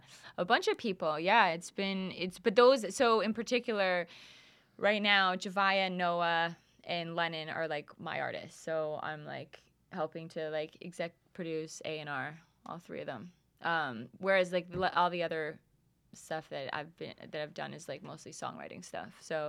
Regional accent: Calgary, Alberta, Canada; also born or lived in Edmonton; So Calgary, I was born in Edmonton, but Calgary grew up, and then I moved, when did I move? I moved when I was 19.

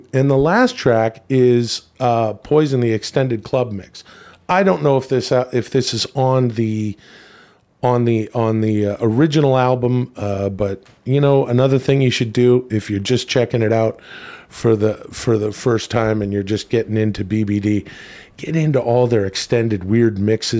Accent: Western Canada, Canada; growing up in the Western Canadian suburbs, you know, you'd think that it would be all …, …, and ….

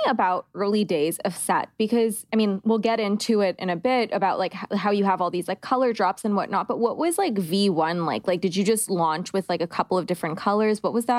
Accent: Canada; You know I'm Canadian

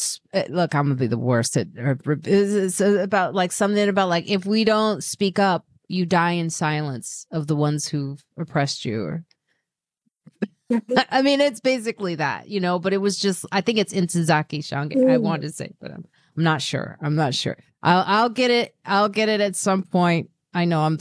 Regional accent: Chicago, Illinois, United States; also born or lived in Highland Park, Illinois; I grew up in Highland Park, Illinois, then moved to the south side of Chicago

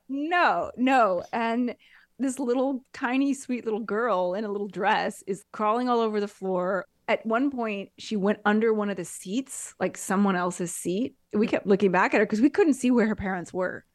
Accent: United States; now in Italy; me as an American

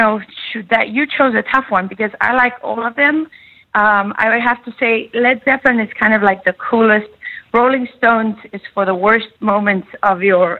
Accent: South Africa; moved away; I was born and raised in South Africa.

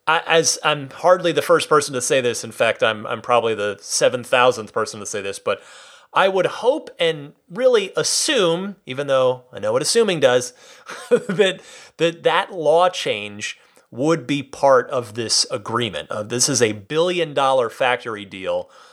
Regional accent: California, United States; also born or lived in San Francisco; I am super happy and really proud as a Californian.

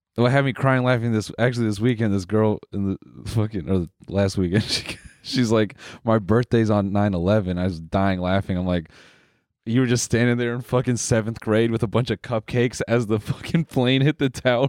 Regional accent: Canada; we're Canadian

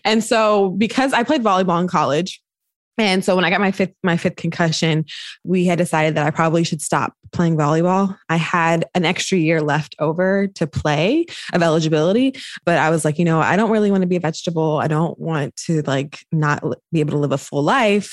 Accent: North Carolina, United States; moved away as an adult; now in Bay Area, United States; I'm from North Carolina

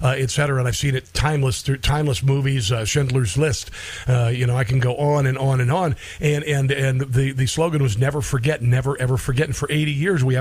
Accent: Neola, Iowa, United States; moved away; I grew up in Southwest Iowa. We don't have a lot of, a lot of uh, you know, we, we got a Catholic church, we had a Presbyterian, we had a Christian church in Neola, Iowa.

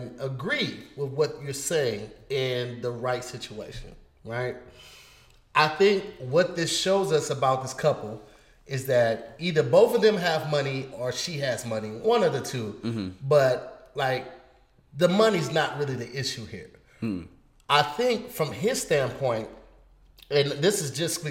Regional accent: St. Louis, Missouri, United States; I'm from St. Louis

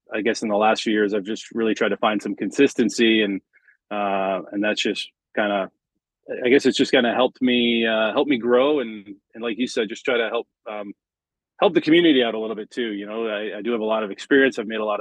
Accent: London, Ontario, Canada; I'm from born and raised in London, Ontario

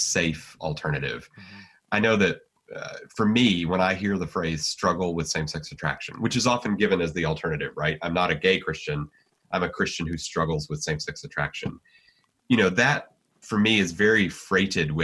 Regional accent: United States; I'm an American, and you know, I mean, being an American matters to me

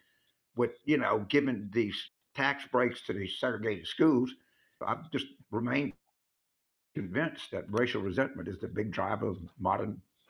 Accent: the South, United States; I'm from the South

